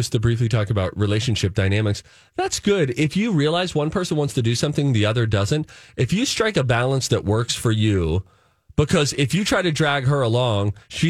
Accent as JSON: {"language": "English", "town": "Pittsburgh", "region": "Pennsylvania", "country": "United States", "tie": "born or raised there", "moved": "yes", "said": "I lived in Pittsburgh."}